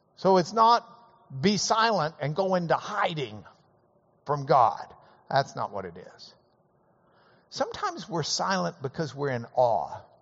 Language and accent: English; Lubbock, Texas, United States; growing up in Lubbock, we would root for Texas Tech every game day